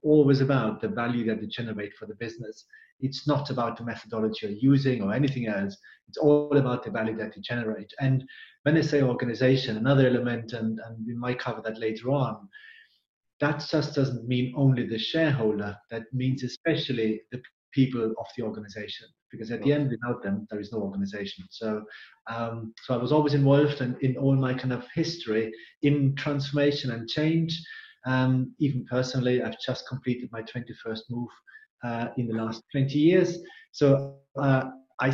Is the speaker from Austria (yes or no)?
yes; Austria; English is a second language; moved away as an adult; also born or lived in England; now in United Kingdom; As you can hear, I'm originally from Austria, not from UK. But I call now England my home. 16 years now kind of here in UK